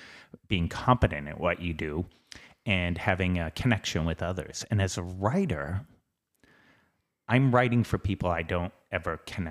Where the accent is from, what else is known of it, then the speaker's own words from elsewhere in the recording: Boston, Massachusetts, United States; I grew up in Southie.